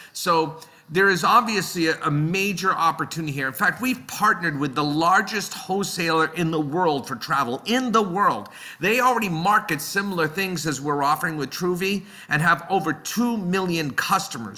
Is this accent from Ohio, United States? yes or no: no; Boston, Massachusetts, United States; also born or lived in Netherlands; I grew up in the Boston area. I still live in this area.